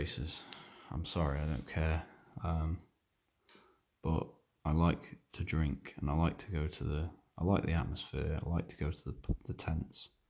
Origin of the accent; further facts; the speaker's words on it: Isle of Man; I'm from the British Isles, but like, we're Manx